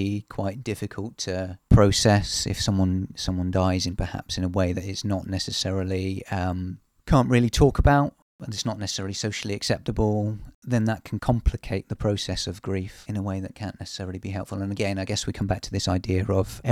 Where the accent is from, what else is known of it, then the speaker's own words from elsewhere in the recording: United Kingdom; as a Brit